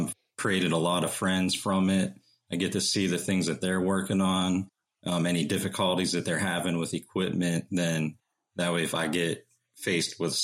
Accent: Uniontown, Pennsylvania, United States; moved away as an adult; now in North Carolina, United States; I grew up in Uniontown, Pennsylvania, and I grew up in a home that was built in the early 1900s

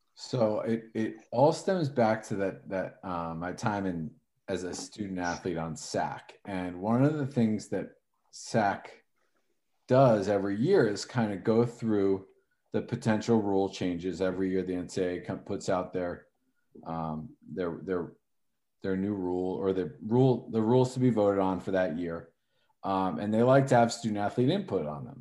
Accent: Northern New Jersey, United States; I'm from Northern Jersey

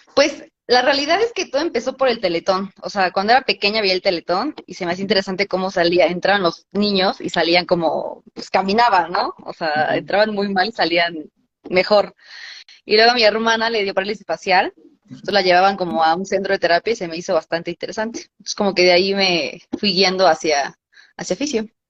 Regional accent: Atlaco, State of Mexico, Mexico; moved away as an adult; also born or lived in Toluca; ahí en Atlaco, mi pueblo

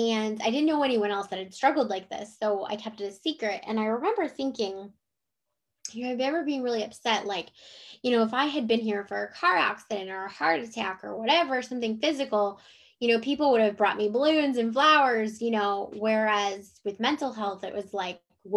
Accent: Cleveland, Ohio, United States; moved away as an adult; also born or lived in Jacksonville, Florida; now in Chesapeake, United States; I'm from Cleveland, Ohio. So I moved from Cleveland, Ohio to Jacksonville, Florida

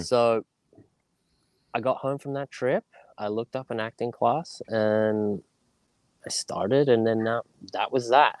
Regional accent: Sydney, New South Wales, Australia; moved away as an adult; also born or lived in United Kingdom; now in United States; growing up in Australia, um, in Sydney, Northern Beaches, which is a small little beach community

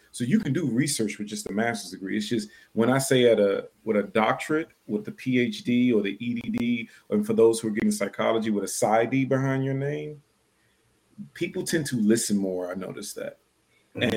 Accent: Washington, District of Columbia, United States; we grew up in Section 8 housing, poor, on food stamps in Washington, D.C.

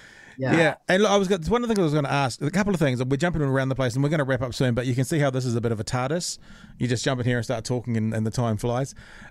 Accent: Ireland; I'm not Maori at all. I make that clear every time. You can tell that I'm Irish by the ridiculous ginger beard and the kind of pale blue skin.

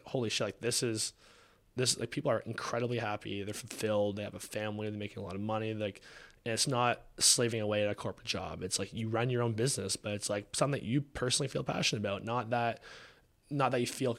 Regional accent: Canada; now in Texas, United States; Like, we're from Canada.

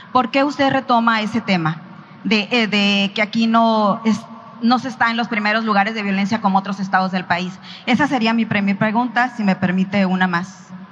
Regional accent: Sonora, Mexico; Soy de Sonora

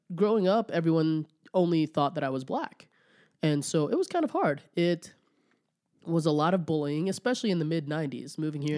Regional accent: Rigby, Idaho, United States; also born or lived in Olongapo, Philippines; now in Idaho Falls, United States; I grew up in Rigby.

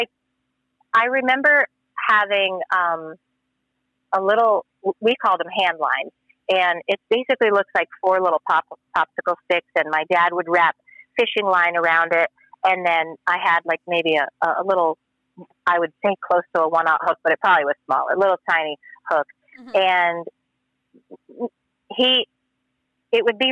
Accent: Fort Lauderdale, Florida, United States; also born or lived in New Jersey; I was born in New Jersey, but grew up in Fort Lauderdale, Florida area.

